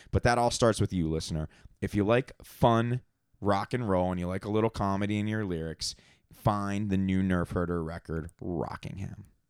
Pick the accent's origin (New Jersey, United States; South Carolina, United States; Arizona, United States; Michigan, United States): New Jersey, United States; Atlantic City; when I was a little kid and growing up in Atlantic City, going to fights